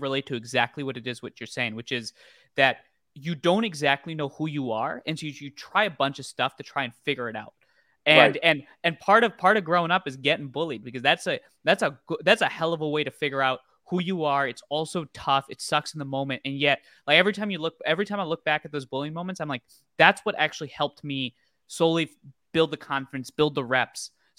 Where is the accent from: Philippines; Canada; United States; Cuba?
United States; New Jersey; born there; also born or lived in India; I grew up all over the place. I never lived in a place for more than 2 years. So I was born in New Jersey. Then I lived actually with my grandparents alone in India.